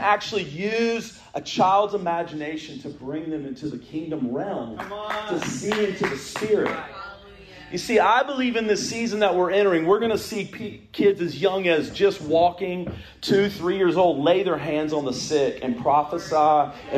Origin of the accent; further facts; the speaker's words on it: the Triangle, North Carolina, United States; I grew up here in the Triangle